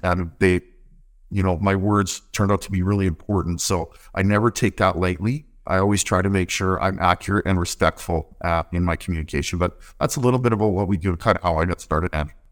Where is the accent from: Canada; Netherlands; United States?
Canada; north of Winnipeg, Manitoba; moved away as an adult; also born or lived in Alberta; now in Port Hardy, Canada; I grew up in Manitoba. I grew up on a small cow farm just north of Winnipeg.